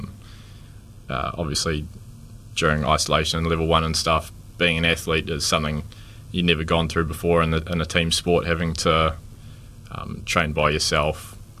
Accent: Dunedin, Otago, New Zealand; Born and bred in Dunedin, 25 years old at the moment

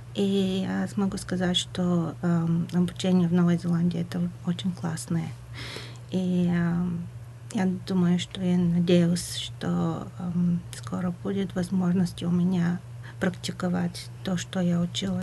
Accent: Bulgaria; Russian is a second language; moved away; я говорю по-русски, но я не из России, а болгаркой

